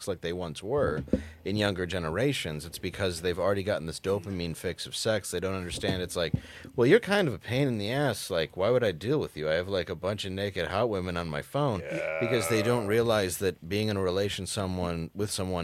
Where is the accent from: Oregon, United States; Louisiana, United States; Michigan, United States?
Michigan, United States; Detroit; I grew up in the Detroit area